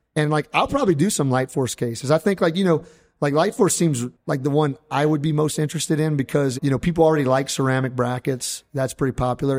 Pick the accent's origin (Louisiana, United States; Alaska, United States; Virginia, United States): Louisiana, United States; I'm kind of like a acquired Cajun